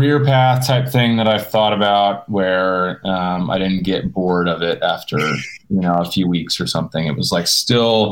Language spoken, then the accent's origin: English; Oklahoma, United States; moved away as an adult; also born or lived in Dallas, Texas / Italy; I grew up in Oklahoma, and I went to Dallas in 2007 to kind of just pursue cooking